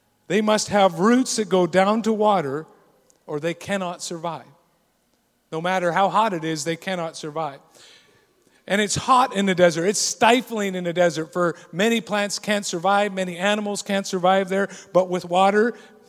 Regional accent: Scotland, United Kingdom; I'm Scottish

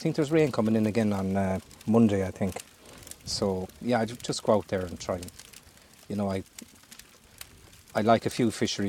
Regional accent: Galway, Connacht, Ireland; I'm from Galway City.

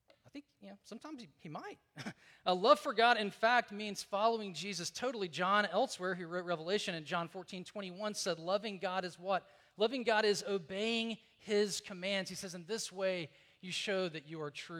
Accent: Deep South, United States; I grew up in the Deep South

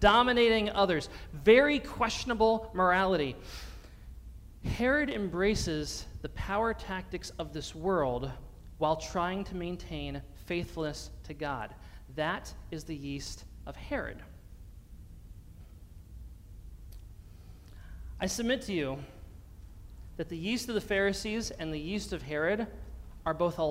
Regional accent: Pennsylvania, United States; my home state of Pennsylvania

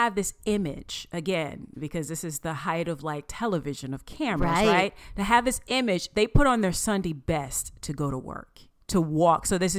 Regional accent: Southern United States, United States; accent: southern; people, because of my southern accent, they're like ….

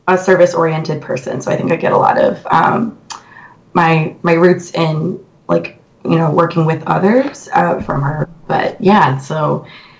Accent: Rochester, New York, United States; moved away as an adult; also born or lived in Tacoma; now in Seattle, United States; I'm originally from Rochester, New York. That's where I grew up.

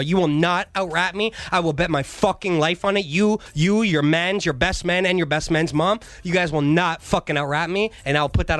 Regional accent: Kirkland Lake, Ontario, Canada; born there; I was born in Kirkland Lake, Ontario, 2.5 hours north of North Bay, Ontario.

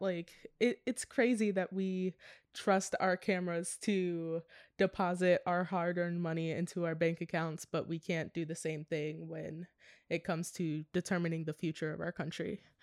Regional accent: Maryland, United States; moved away as an adult; also born or lived in Pittsburgh; now in Los Angeles, United States; I also moved home for a couple of months during the quarantine, so I moved from Pittsburgh to Maryland

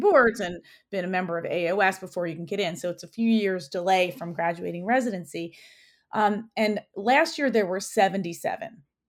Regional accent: New York City, New York, United States; I grew up in New York, so I'm a native New Yorker. I was born in Queens at a county hospital

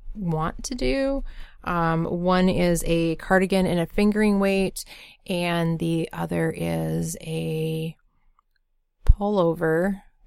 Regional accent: Bemidji, Minnesota, United States; I grew up in Bemidji, Minnesota

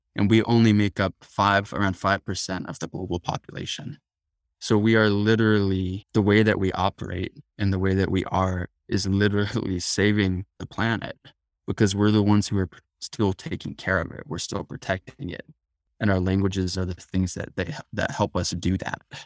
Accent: Tucson, Arizona, United States; born or raised there

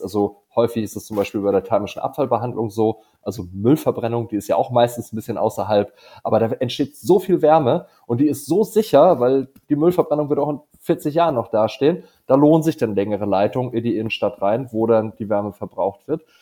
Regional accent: Dithmarschen, Schleswig-Holstein, Germany; moved away; in Schlittmarschen, äh, meiner alten Heimat

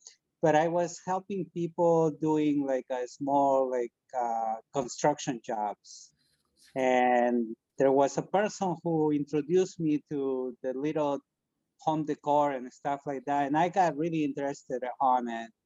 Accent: Peru; moved away as an adult; now in United States; When I was 16, I'm from Peru, and a couple of blocks from my house, there was this guy who used to make furniture.

